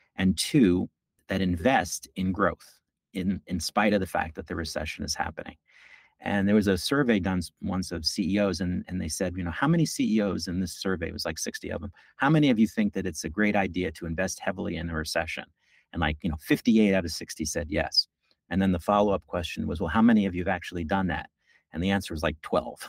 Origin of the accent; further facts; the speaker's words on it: New York, United States; I'm a New Yorker, born and bred. As they say, I've lived here my entire life except for the six years that I went to college.